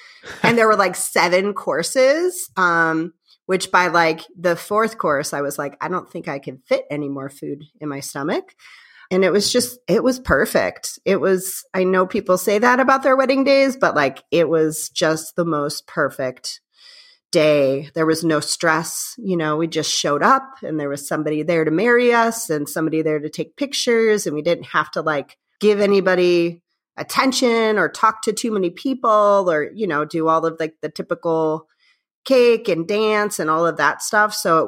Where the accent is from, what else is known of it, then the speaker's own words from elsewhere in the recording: Indiana, United States; I grew up in Northwest Indiana, the region, as people call it. It's about 20 minutes outside of Chicago.